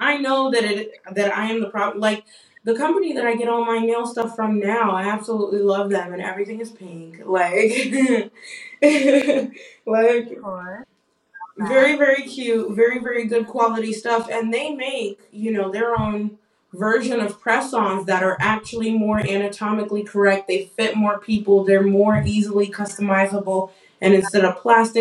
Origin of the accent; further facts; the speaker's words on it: Nigeria; I'm Nigerian